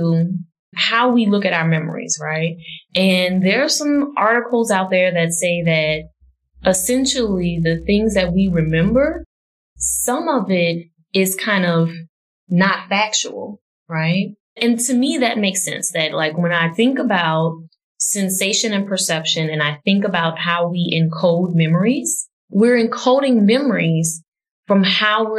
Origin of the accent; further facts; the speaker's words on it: New Orleans, Louisiana, United States; growing up in New Orleans, like the early 90s, New Orleans was the murder capital